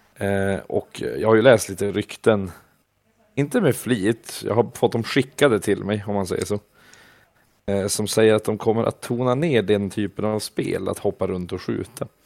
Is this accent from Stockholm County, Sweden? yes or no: no; Vilhelmina, Västerbotten County, Sweden; moved away; also born or lived in Umeå; innan dess hade jag ju bara spelat med kompisarna där hemma i Vilhelmina